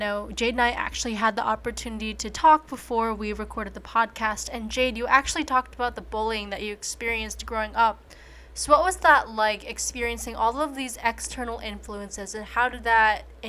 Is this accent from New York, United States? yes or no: no; Philadelphia suburbs, Pennsylvania, United States; also born or lived in China; I was adopted from China at a little over a year old, and I was raised in the Philadelphia suburbs.